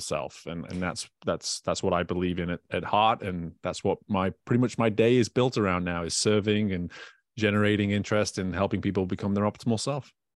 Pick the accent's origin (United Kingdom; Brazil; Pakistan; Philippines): United Kingdom; now in Baton Rouge, United States; I'm a British person that lives in Louisiana